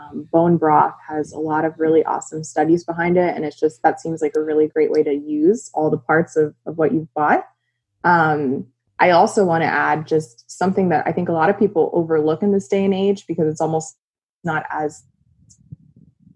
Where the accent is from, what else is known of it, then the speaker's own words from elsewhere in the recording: South Florida, United States; I grew up in South Florida